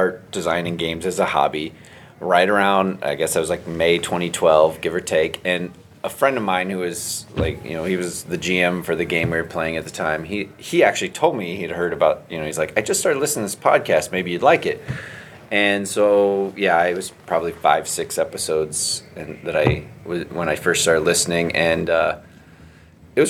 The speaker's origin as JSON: {"language": "English", "town": "St. Louis", "region": "Missouri", "country": "United States", "said": "I'm from St. Louis"}